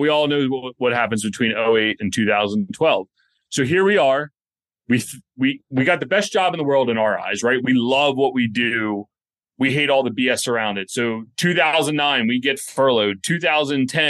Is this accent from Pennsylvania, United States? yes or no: yes; outside of Philadelphia, Pennsylvania, United States; moved away as an adult; also born or lived in Baltimore; We grew up outside of Philadelphia